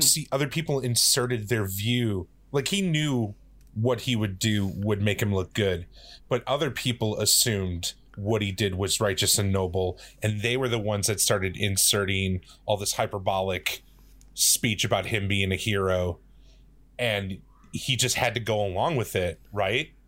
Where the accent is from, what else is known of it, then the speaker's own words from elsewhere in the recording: Midwest, United States; I am growing up in the Midwest